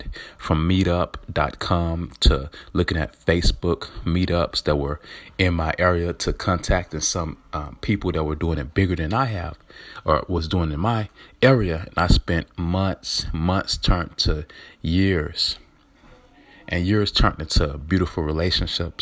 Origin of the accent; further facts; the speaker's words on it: Atlanta, Georgia, United States; I'm from Atlanta, Georgia, growing up, born and raised